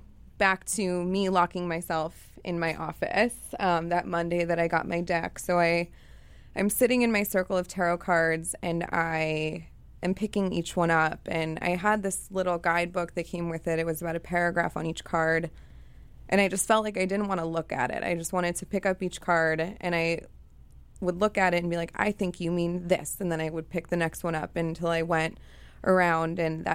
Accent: Chicago, Illinois, United States; So for me, I grew up in Chicago with a mother who was an addict and also really depressed

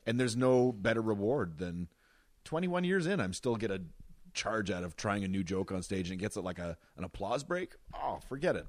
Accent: Wawa, Ontario, Canada; moved away; for most of my life in Wawa, it was about five thousand people

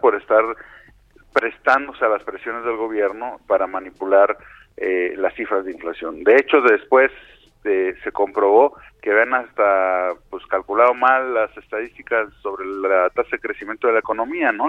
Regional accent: Mexico

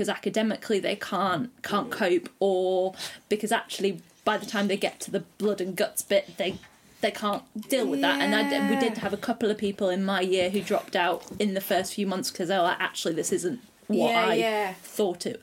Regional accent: the Lakes, North West England, United Kingdom; moved away as an adult; also born or lived in Nottingham; I'm from the Lakes.

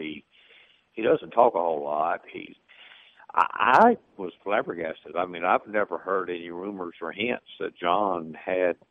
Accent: the South, United States; we're from the South

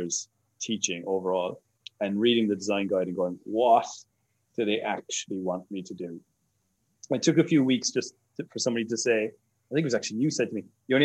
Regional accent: Ireland; moved away; I'm Irish.

